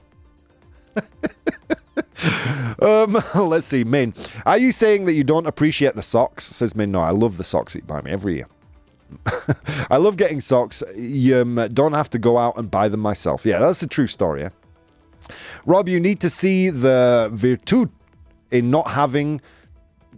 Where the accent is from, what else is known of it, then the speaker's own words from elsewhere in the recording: United Kingdom; now in Australia; I am British